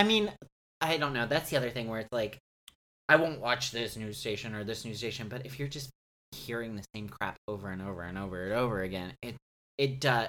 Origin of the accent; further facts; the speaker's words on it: Oklahoma, United States; Me too. Two Oklahoma boys.